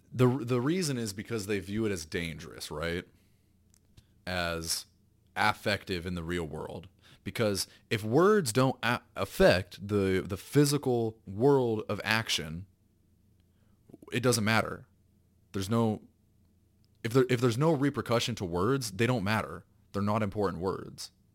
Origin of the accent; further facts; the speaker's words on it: the South, United States; I was raised in the South